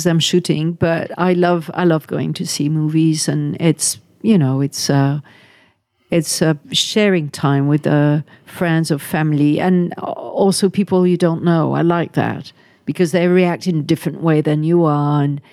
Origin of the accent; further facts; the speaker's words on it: France; French, we don't know how to embrace our culture.